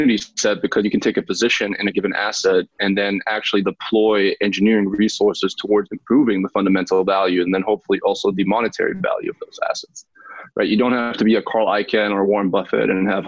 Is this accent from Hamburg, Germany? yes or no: no; Munich, Bavaria, Germany; moved away as an adult; now in United States; I was born and raised in Munich, Germany, and then came to the States for college